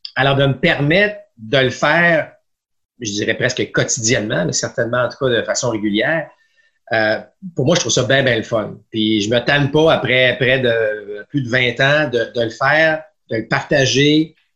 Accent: Quebec City region, Canada; je viens de la région de Québec

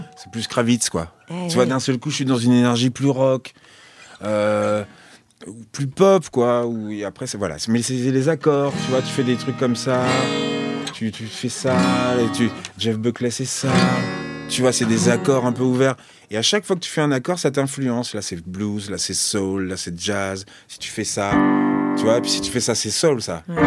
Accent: Nogent, France; chez moi à Nogent, quand j'étais petit

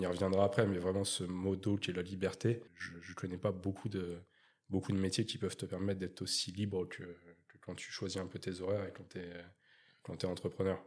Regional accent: Chaumontel, Île-de-France, France; moved away as an adult; now in Bordeaux, France; nord parisien de base je suis je suis de, je suis de Chaumontel, Luzarche, le 95 de Val d'Oise

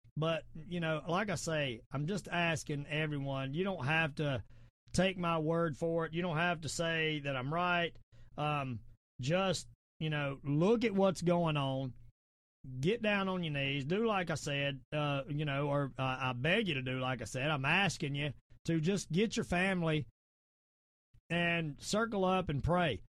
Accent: the South, United States; accent: southern; I sound my southern accent

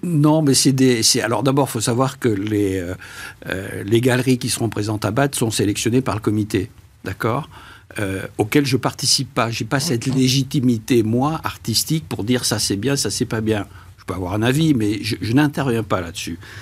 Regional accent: Bordeaux, Nouvelle-Aquitaine, France; je suis bordelais

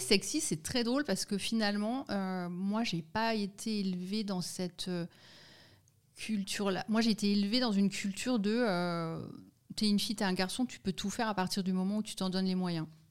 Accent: Lorraine, Grand Est, France; moved away as an adult; now in Lausanne, Switzerland; je suis française, née en Lorraine

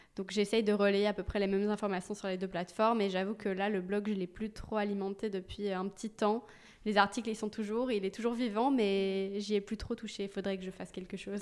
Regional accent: Belgium; moved away as an adult; also born or lived in London; now in Paris, France; je suis belge donc en Belgique

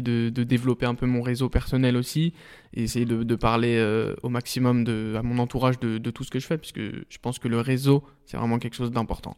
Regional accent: Saint-Genis-Laval, Auvergne-Rhône-Alpes, France; also born or lived in Pierre-Bénite; 100%, 100% Saint-Genois, donc voilà, j'ai passé toute, toute ma vie là-bas et encore aujourd'hui, j'y suis encore

